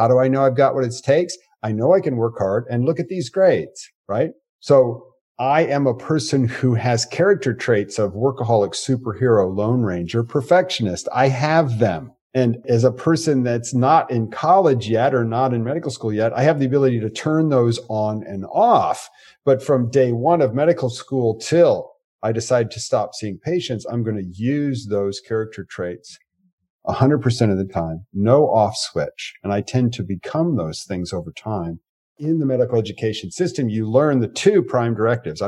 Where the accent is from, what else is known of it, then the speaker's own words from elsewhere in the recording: United States; first language English; English is my native language. I was born in the United States of America.